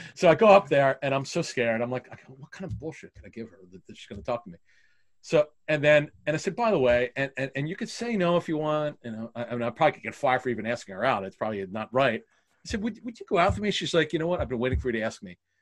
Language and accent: English; Philadelphia, Pennsylvania, United States; growing up in Philly